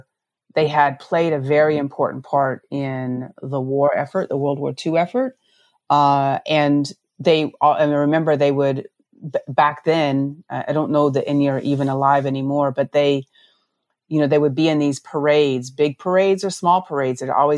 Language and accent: English; Navajo Nation, United States; So I grew up on the Navajo Nation. So the town that I grew up on, well, actually, a series of, you know, moves throughout my early childhood. But I grew up on the Navajo.